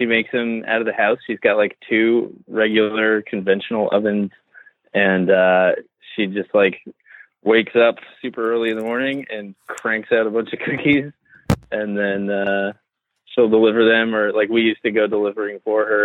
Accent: Kennebunk, Maine, United States; also born or lived in Portland, Maine; now in Nashville, United States; I was born in Portland, Maine, but raised in Kennebunk

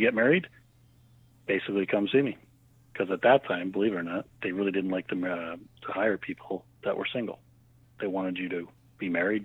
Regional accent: Hamilton, Ontario, Canada; So I am from Hamilton, lived most of my life in Hamilton.

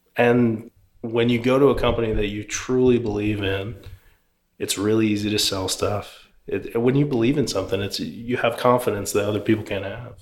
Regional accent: Philadelphia, Pennsylvania, United States; now in Houston, United States

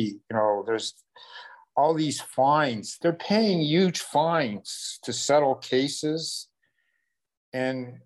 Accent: Toronto, Ontario, Canada; now in United States; I grew up in Canada with socialized medicine. And when I grew up in Toronto

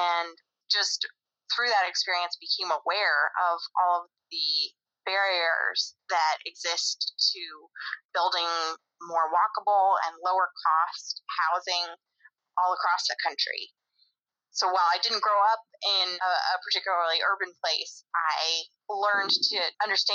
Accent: Grand Junction, Colorado, United States; born or raised there; moved away as an adult; also born or lived in Baltimore, Maryland; now in Washington, D.C., United States

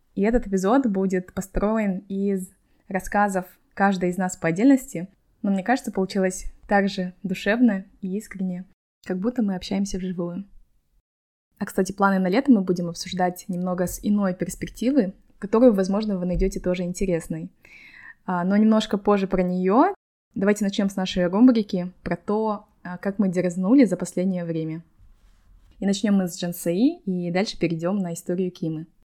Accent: Kazakhstan; now in Malaga, Spain; Я, как девочки из Казахстана

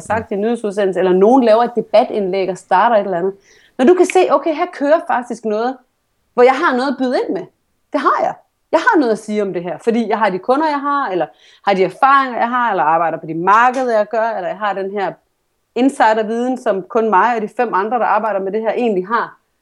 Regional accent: Vejle, Southern Denmark, Denmark; moved away; jeg kommer fra Vejle

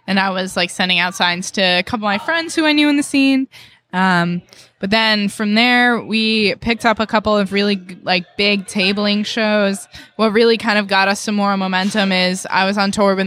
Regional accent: Allendale, New Jersey, United States; moved away; I'm from New Jersey originally.

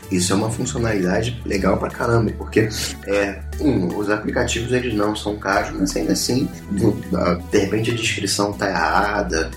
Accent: Brazil; eu sou brasileiro

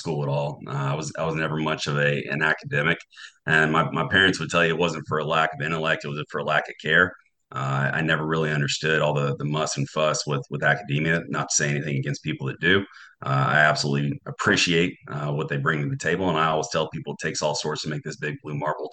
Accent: North Carolina, United States; moved away as an adult; I grew up in Newark, North Carolina

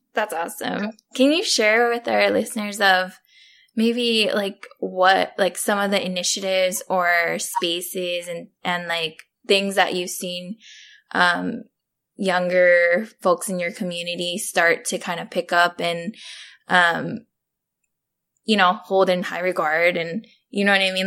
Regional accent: Oahu, Hawaii, United States; now in Texas, United States; I come from Papukulo, Oahu

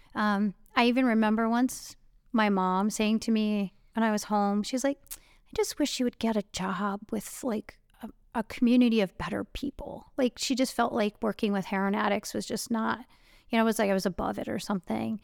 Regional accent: Cleveland, Ohio, United States; this very protective, conservative-ish privilege bubble I grew up in in Cleveland

